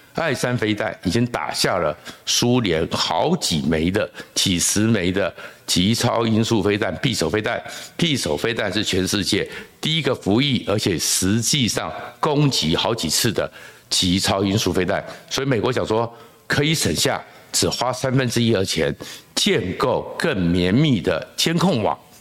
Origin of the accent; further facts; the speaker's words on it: Taiwan; 那我们台湾人如果永远只想大撒币吃免费餐